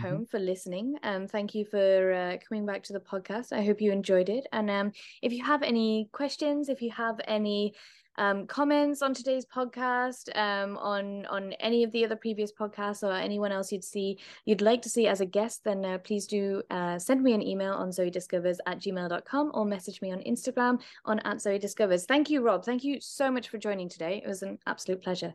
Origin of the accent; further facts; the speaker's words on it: United Kingdom; as a British person